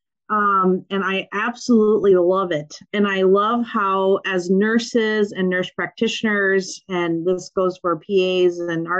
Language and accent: English; Minnesota, United States; accent: Minnesotan; I grew up on a farm in Minnesota